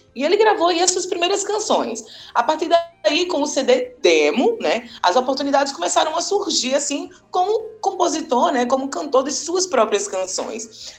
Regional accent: Paraíba, Brazil; a gente é daqui da Paraíba e eu adoro fazer essas paraibadas

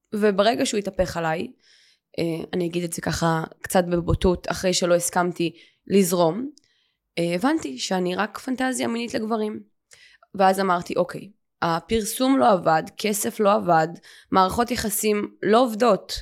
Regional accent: Ramat Gan, Tel Aviv District, Israel; גדלתי ברמת חן, ברמת גן

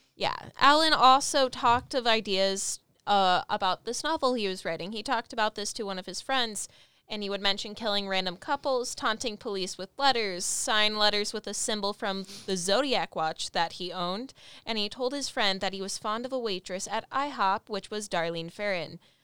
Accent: California, United States; I grew up in California

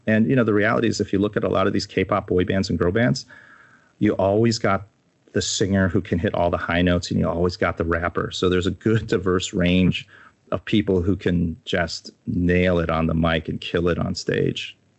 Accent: United States; I grew up in the States. I was born in the States. I got schooled in the States

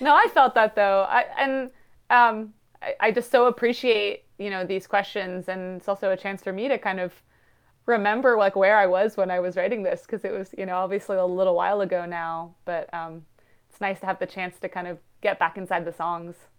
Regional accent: Western Massachusetts, United States; I'm half Indian and grew up in, in Western Mass

